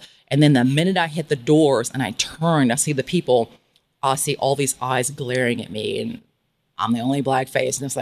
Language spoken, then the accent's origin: English; Kansas City, Missouri, United States; moved away as an adult; also born or lived in Beverly Hills, California / San Diego, California; now in Playa del Carmen, Mexico; I knew that I had to leave my hometown of Kansas City, Missouri